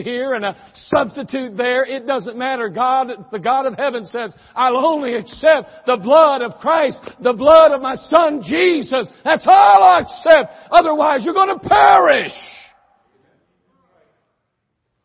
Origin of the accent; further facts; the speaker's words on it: United States; also born or lived in Germany; There I was as an American